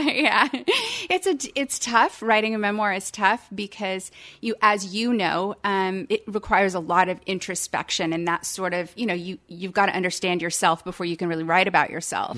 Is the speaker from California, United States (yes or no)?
yes; Palo Alto, California, United States; now in Savannah, United States; I was born and raised in Palo Alto, California